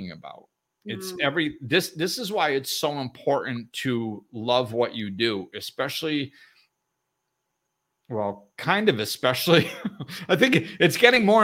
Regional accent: Northeast, United States; I grew up in the Northeast

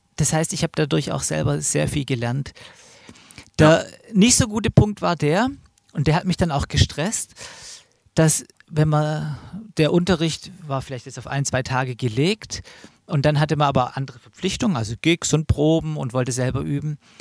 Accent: Stuttgart, Baden-Württemberg, Germany; moved away; Ich komme ja eigentlich auch aus Stuttgart oder aus der Gegend, habe da auch lang gelebt

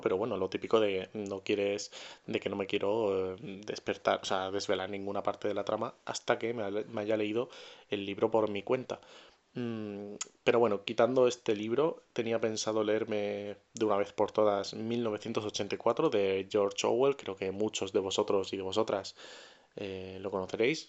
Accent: Murcia, Region of Murcia, Spain; yo soy de Murcia

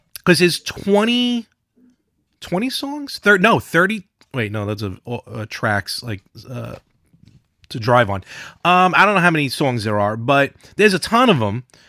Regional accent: Brooklyn, New York, United States; now in Long Island, United States; we grew up in Brooklyn

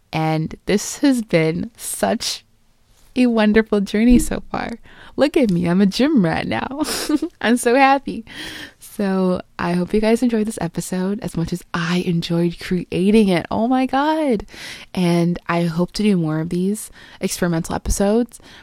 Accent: Jamaica; I am Jamaican, but maybe I'm not

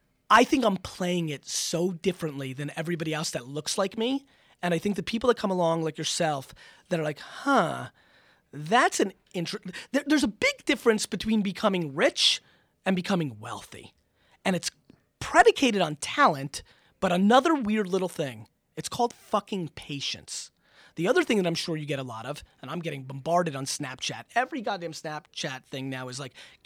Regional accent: Russia; born there; moved away; I was born in Russia. I'm Jewish. That's how we got out of Soviet Russia.

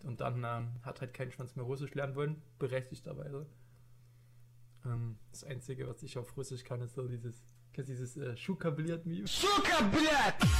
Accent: Leipzig, Saxony, Germany; bin geboren und aufgewachsen im wunderschönen Leipzig

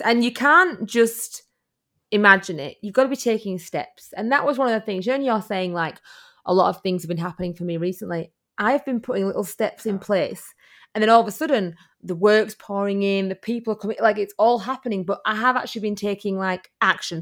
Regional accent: United Kingdom; now in Australia; as you can hear by my accent, I am from the U K.

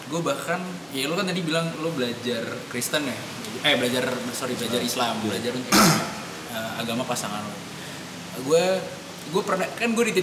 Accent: Java, Indonesia; sedangkan gue orang Jawa ya, gue mengenal mengenal kultur Jawa

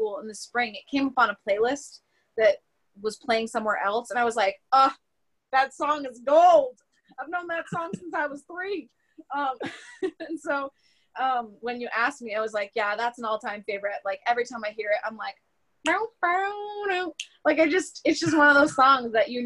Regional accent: United States; I'm clearly American

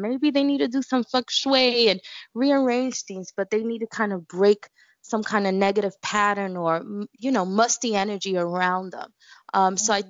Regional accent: New York City, New York, United States; I grew up in Bushwick, Brooklyn, and in Bushwick we just incorporate everything

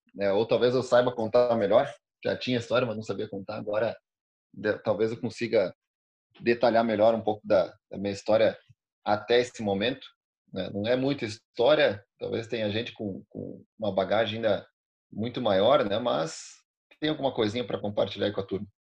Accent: Alegrete, Rio Grande do Sul, Brazil; moved away as an adult; now in Bento Gonçalves, Brazil; eu não nasci aqui em Bento Gonçalves, eu nasci no Alegrete, na fronteira do Rio Grande do Sul com a Argentina

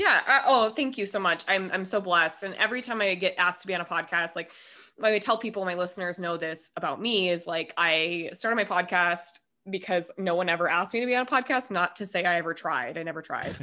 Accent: Minnesota, United States; moved away; also born or lived in Denver; I was born and raised in Minnesota

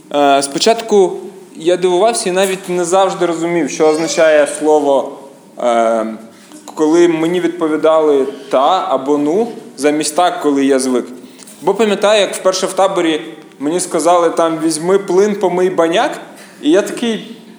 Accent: Kyiv, Ukraine; я з Києва

